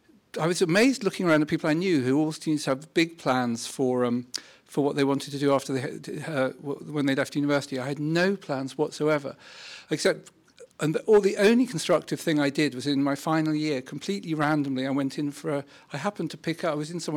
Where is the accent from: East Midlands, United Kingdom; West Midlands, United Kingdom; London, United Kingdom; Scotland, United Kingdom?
London, United Kingdom; So I grew up in North London in and actually I never really thought of doing anything apart from writing or something.